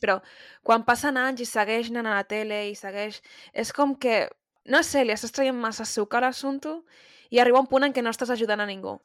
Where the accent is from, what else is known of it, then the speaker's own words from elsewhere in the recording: Catalonia, Spain; com a persona catalana